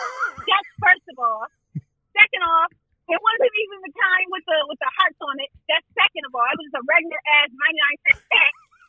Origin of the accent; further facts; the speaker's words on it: Buffalo, New York, United States; We were in my hometown, right?